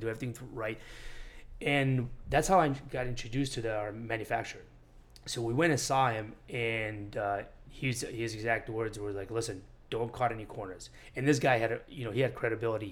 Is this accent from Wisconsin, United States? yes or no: no; Syracuse, New York, United States; moved away as an adult; also born or lived in Armenia / Miami Beach; now in Miami, United States; I grew up in Syracuse, New York